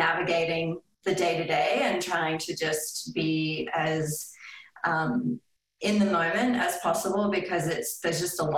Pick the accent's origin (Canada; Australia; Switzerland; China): Australia; now in Boulder, United States; growing up in Australia